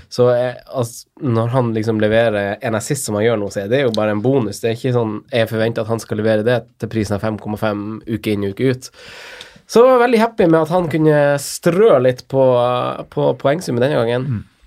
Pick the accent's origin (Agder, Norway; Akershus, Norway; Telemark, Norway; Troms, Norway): Troms, Norway; Finnsnes; jeg er fra Finnsnes